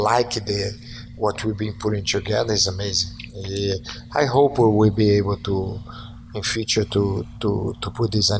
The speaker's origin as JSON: {"language": "English", "country": "Brazil", "tie": "born or raised there", "moved": "yes", "said": "Growing up in Brazil, I remember have a theater close to my house who only do Chinese"}